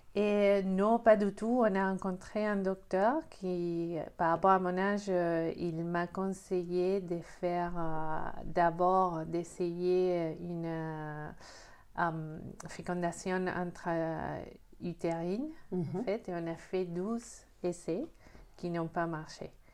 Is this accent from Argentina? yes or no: yes; Argentina; moved away as an adult; now in France; je suis née en Argentine, je suis en France depuis 8 euh, ans et demi